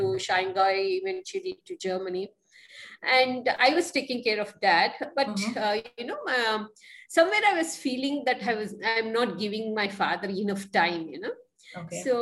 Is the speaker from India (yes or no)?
yes; Mysore, Karnataka, India; moved away as an adult; now in Bangalore, India; I was born and brought up in Mysore